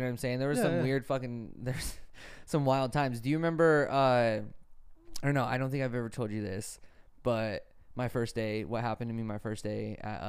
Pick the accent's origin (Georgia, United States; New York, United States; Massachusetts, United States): New York, United States; Just like I'm from New York, I want to live in the big, I want to live in the biggest city possible.